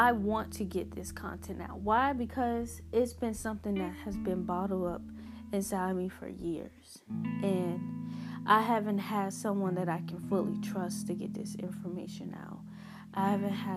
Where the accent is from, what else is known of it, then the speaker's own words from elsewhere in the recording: Hampton, Virginia, United States; I'm from Hampton, Virginia.